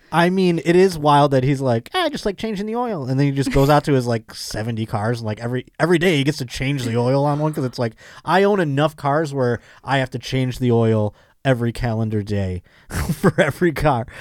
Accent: New York, United States; I'm not from New York. I'm from the state of New York, but I'm not from New York

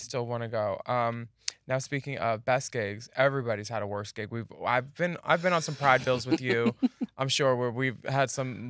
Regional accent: Pennsylvania, United States; So we're all girls from Pennsylvania.

